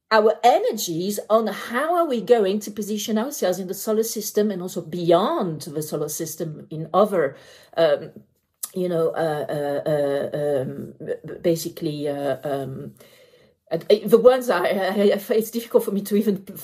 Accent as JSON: {"language": "English", "country": "France", "also_born_or_lived": "United Kingdom", "said": "Um, I am French, I am British, and therefore Brexit."}